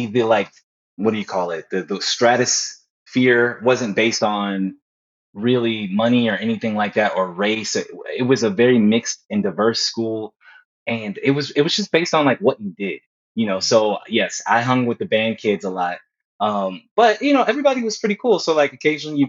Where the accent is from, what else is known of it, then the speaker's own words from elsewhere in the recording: San Antonio, Texas, United States; also born or lived in Houston, Texas; But I always say I grew up in San Antonio. So San Antonio is my hometown